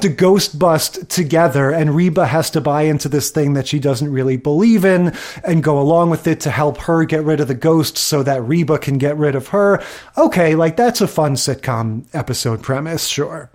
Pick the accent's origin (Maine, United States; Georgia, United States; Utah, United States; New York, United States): New York, United States; New York area, United States; I grew up in the New York area.